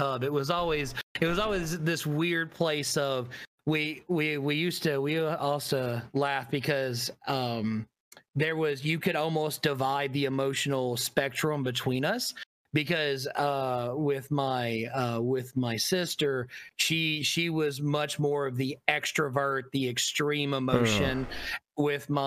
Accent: Tennessee, United States; moved away as an adult; now in Florida, United States; growing up in Tennessee

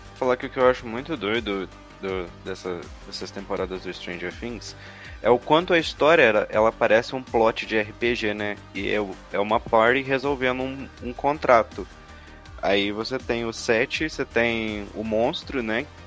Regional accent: Minas Gerais, Brazil; eu sou de Minas

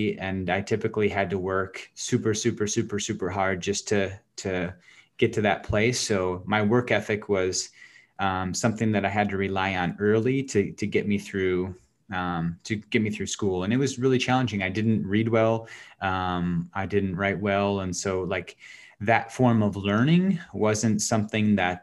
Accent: Wisconsin Dells, Wisconsin, United States; also born or lived in Oconomowoc, Wisconsin / Madison, Wisconsin; I was born in Oconomowoc, Wisconsin, and I spent about 8 years there before I moved to Wisconsin Dells

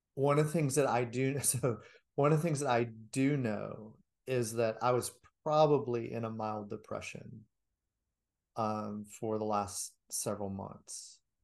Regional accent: United States; as an American

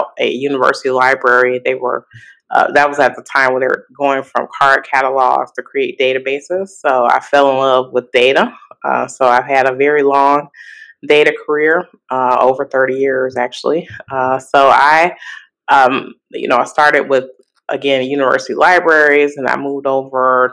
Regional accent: Gary, Indiana, United States; moved away as an adult; now in Chicago, United States; I was born in Chicago. I grew up actually in Gary, Indiana.

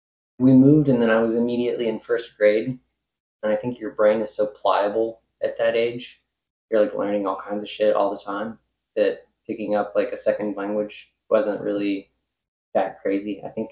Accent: Tennessee, United States; I was born in Tennessee and have spent a significant portion of my life here.

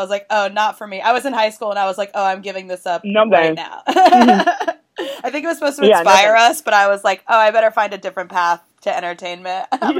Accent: Tulsa, Oklahoma, United States; moved away; I'm from Tulsa, Oklahoma, and so is Kristen Chenoweth.

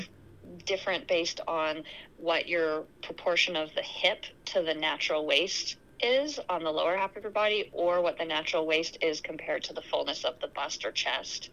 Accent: Canada; now in Anchorage, United States; I'm Canadian originally

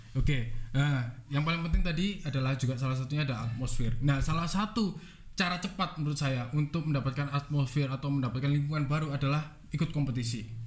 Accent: Batu, East Java, Indonesia; saya sebenarnya asli dari Batu, lahir di kota Batu, orang tua juga asli dari Batu.

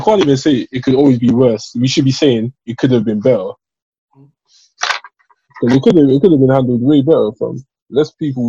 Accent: London, United Kingdom; Canada Water is my home, bro. Canada Water is home.

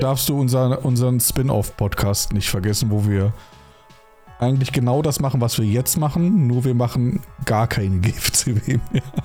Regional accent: Rhineland, Germany; moved away; Ich komme zwar ursprünglich aus dem Rheinland

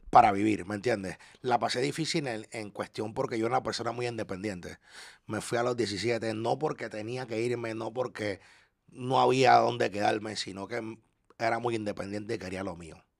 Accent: Panama; also born or lived in Orlando, United States / Ocala, United States; now in Miami, United States; yo como panameño

